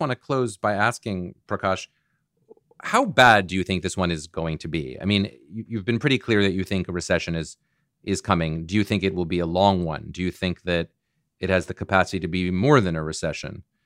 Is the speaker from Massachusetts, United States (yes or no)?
yes; Boston, Massachusetts, United States; I'm from Boston